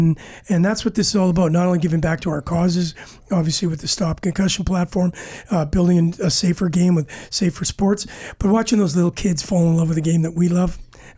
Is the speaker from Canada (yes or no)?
yes; Winnipeg, Manitoba, Canada; I'm from Winnipeg, Manitoba, Canada, and if you guys know anything about the weather there, you know, it can dip down to minus 30, minus 40.